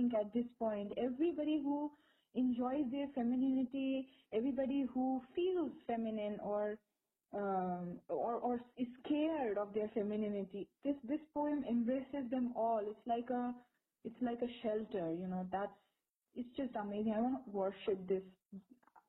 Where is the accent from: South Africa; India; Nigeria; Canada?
India; us as Indian women, young women